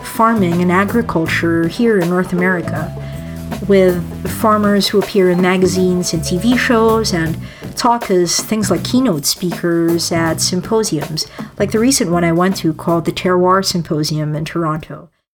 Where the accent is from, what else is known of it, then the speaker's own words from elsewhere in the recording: Manila, Metro Manila, Philippines; moved away; I grew up in the Philippines